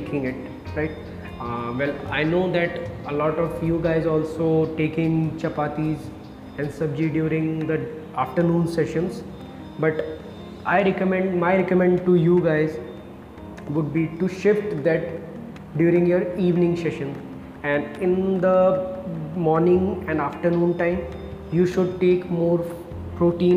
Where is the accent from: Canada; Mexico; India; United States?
India; Being from an Indian family